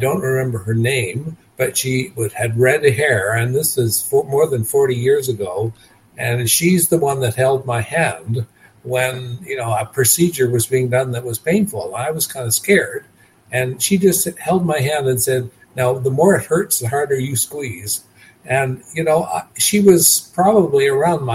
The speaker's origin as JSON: {"language": "English", "region": "Nova Scotia", "country": "Canada", "tie": "born or raised there", "also_born_or_lived": "British Columbia", "moved": "yes", "lives_now": "Kelowna, Canada", "said": "I live in Kelowna, British Columbia. I was born in Nova Scotia, but I've lived in British Columbia for more than 50 years."}